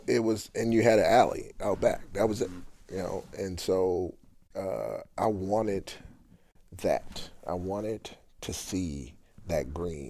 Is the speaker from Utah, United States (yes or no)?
no; Baltimore, Maryland, United States; I grew up in Baltimore, area called Park Heights.